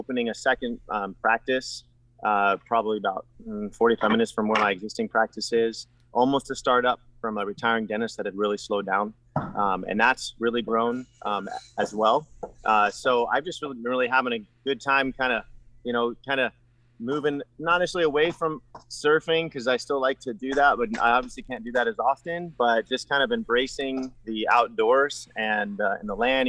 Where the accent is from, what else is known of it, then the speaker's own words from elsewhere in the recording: San Diego, California, United States; moved away as an adult; also born or lived in Utah / Mozambique; now in Virginia, United States; I'm originally from San Diego, California